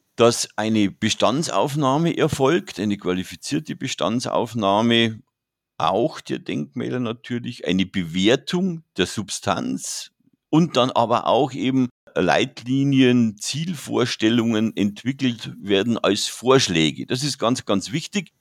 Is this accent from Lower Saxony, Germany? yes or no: no; Regensburg, Bavaria, Germany; bin gebürtiger Regensburger